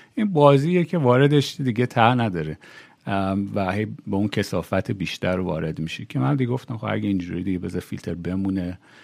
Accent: Iran; moved away as an adult; تو ایران بزرگ شدم تو ایران دانشگاه رفتم

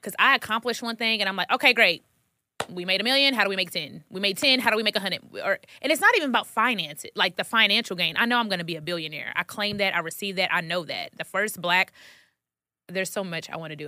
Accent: Dallas, Texas, United States; moved away as an adult; now in Atlanta, United States; I'm from Dallas, Texas, and I drove down to Atlanta

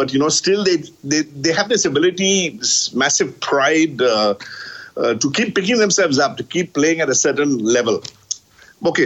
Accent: Kolkata, West Bengal, India; in Calcutta, where I grew up

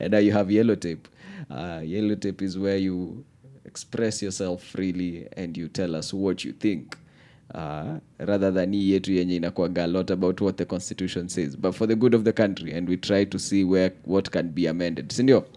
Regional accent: Kenya

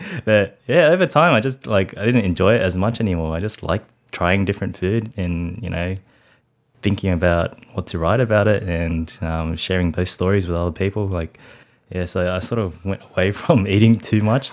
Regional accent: Sydney, New South Wales, Australia; I grew up in Cabramatta, Canning Heights, to be exact.

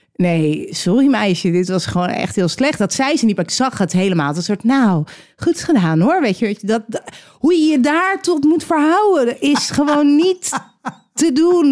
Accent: Edam, North Holland, Netherlands; Dat ik uit Edam kom

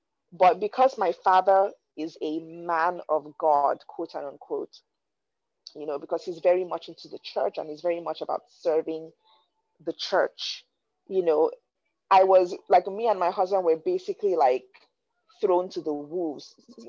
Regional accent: Nigeria; growing up in Nigeria, you know, and I'll give you guys a bit of a backstory.

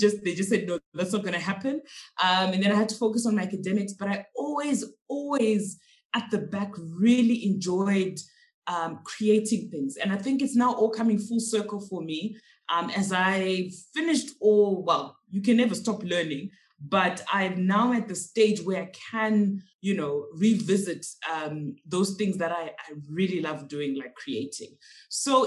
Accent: Zimbabwe; first language Shona; English is a second language; now in Johannesburg, South Africa; So we're really from Zimbabwe

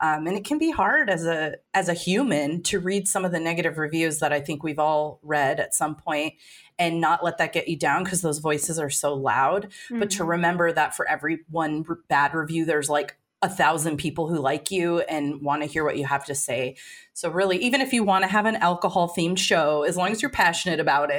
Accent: Portland, United States; we're from Portland.

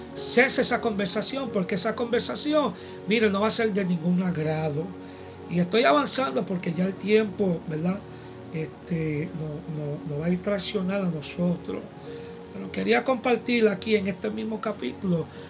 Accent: United States; este americano aquí

